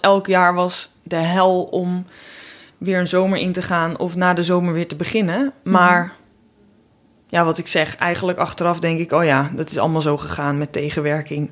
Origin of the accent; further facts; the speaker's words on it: North Holland, Netherlands; accent: thick North Holland L; ik kom uit Noord-Holland, echt uit de klei getrokken, dikke Noord-Hollandse L.